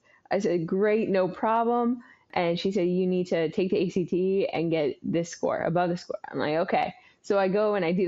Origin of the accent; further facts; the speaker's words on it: Oregon, United States; also born or lived in San Antonio, Texas; we landed back in Oregon, where I grew up the majority of my life